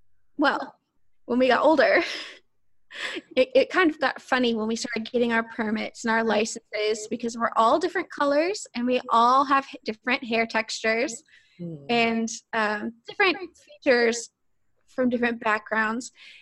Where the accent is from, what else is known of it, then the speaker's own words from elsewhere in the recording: Arkansas, United States; growing up in the South as a mixed race person because I am from Arkansas